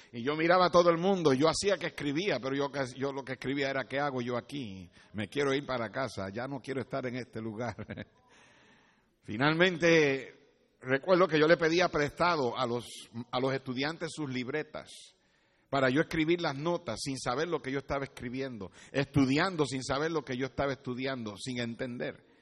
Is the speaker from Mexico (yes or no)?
no; Puerto Rico; moved away as an adult; yo llegué de Puerto Rico al colegio en mi primer año sin saber inglés, en el 1900.